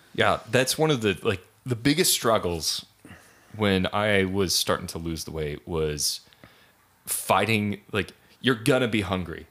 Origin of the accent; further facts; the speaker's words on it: Idaho, United States; moved away; growing up in Idaho